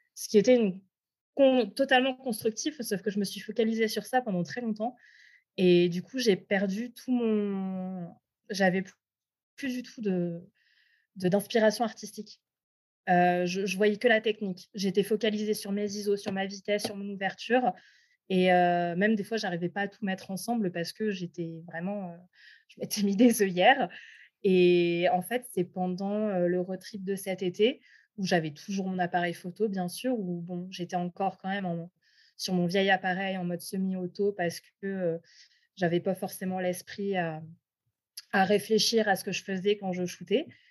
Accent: France; moved away as an adult; also born or lived in Quebec / Alberta; now in Canada; chez moi en France

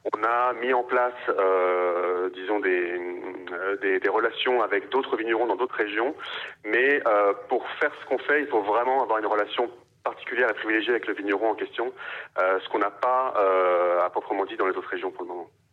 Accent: Paris, Île-de-France, France; je suis parisien, je suis né à Paris, j'ai grandi à Paris

